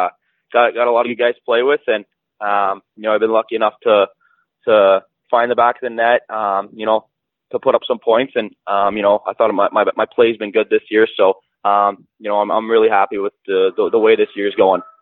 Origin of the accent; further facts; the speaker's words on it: Whitby, Ontario, Canada; I'm from Whitby, Ontario. Um, it's a smaller town just east of Toronto